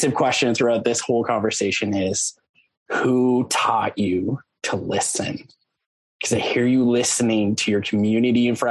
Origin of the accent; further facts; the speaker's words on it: Lloydminster, Canada; now in Winnipeg, Canada; I grew up in Lloydminster, Saskatchewan, Alberta.